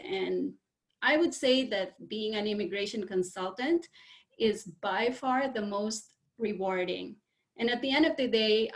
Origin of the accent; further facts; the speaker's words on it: Philippines; I was born and raised in the Philippines